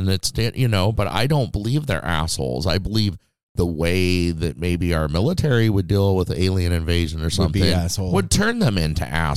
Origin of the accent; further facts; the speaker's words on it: Las Vegas, Nevada, United States; Growing up in Las Vegas, like we did, and spending lots of time out in the desert